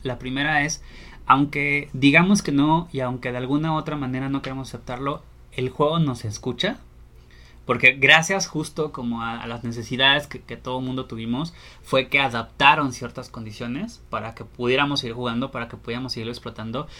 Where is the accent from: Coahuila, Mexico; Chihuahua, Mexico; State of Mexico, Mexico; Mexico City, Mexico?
Coahuila, Mexico; Torreón; moved away; yo soy originario de Torreón